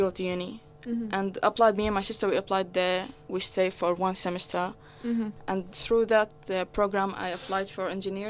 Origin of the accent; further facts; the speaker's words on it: Latakia, Latakia Governorate, Syria; moved away as an adult; also born or lived in Lebanon; now in Australia; I'm from Syria.